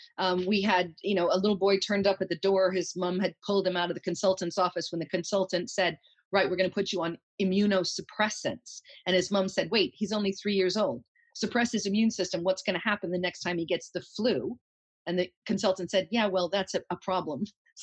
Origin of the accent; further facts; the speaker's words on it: United States; moved away; I say kefir because I'm American.